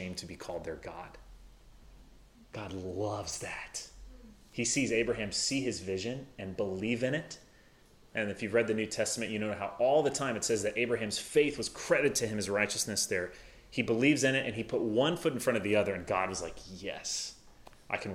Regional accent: the South, United States; also born or lived in Midwest; now in Madison, United States; I'm from the South

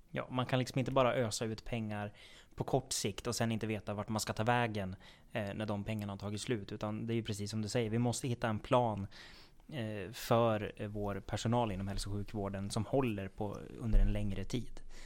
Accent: Söderhamn, Gävleborg County, Sweden; i Söderhamn vet jag i alla fall, där jag kommer ifrån

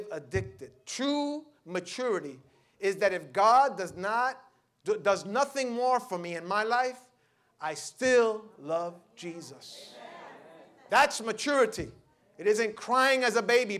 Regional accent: New York City, New York, United States; I grew up in the Lower East Side

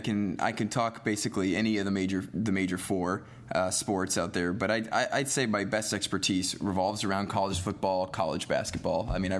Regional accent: Los Angeles, California, United States; now in Chicago, United States; since I did not have a team growing up in Los Angeles

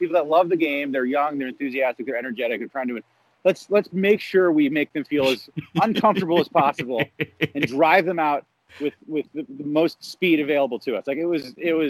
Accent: Chicago, Illinois, United States; I grew up in Chicago

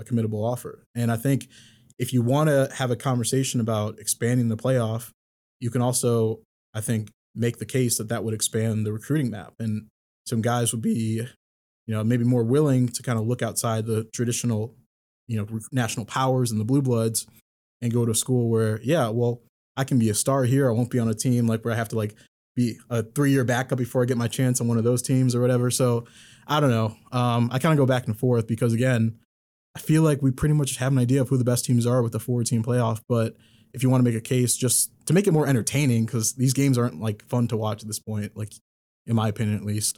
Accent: Aurora, Illinois, United States; moved away; also born or lived in Chicago; grew up out in Aurora

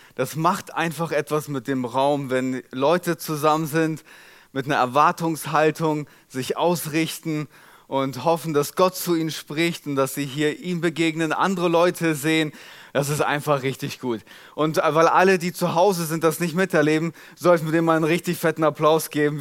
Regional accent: Molbergen, Lower Saxony, Germany; accent: Platt; dem Ort, wo ich aufgewachsen bin. Mollbergen

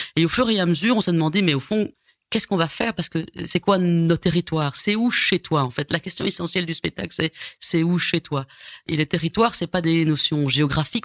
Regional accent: Brussels, Brussels-Capital Region, Belgium; accent: bruxellois; je suis né quand même à Scarbeck, voilà, tout près du parc Josapha. Mhm. Voilà. Et puis après ça, bah, on a été dans la banlieue, euh, on va dire bruxelloise

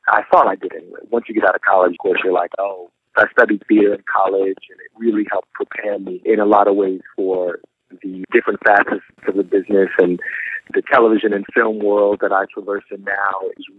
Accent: Philadelphia, Pennsylvania, United States; also born or lived in Flushing, Queens, New York City; And then we moved to Philadelphia when I was pretty young. I was 7 years old when we moved to Philly. So I grew up in Philly, just 2 hours away.

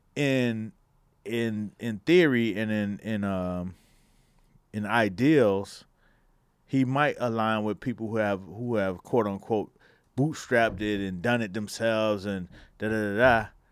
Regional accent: Miami, Florida, United States; I come from Miami

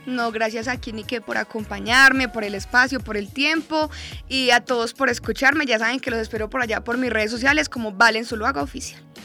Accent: Medellín, Antioquia, Colombia; yo soy de Medellín

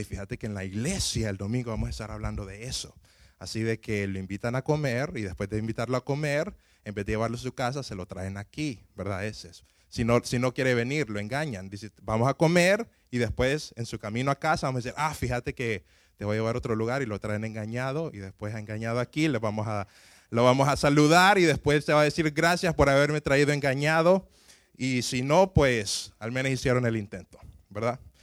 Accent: Honduras; moved away; yo crecí en Honduras

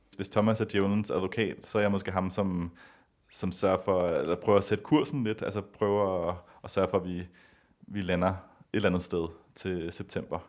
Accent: Copenhagen, Capital Region of Denmark, Denmark; moved away as an adult; also born or lived in San Francisco, United States; jeg er født og opvokset i Danmark, i København.

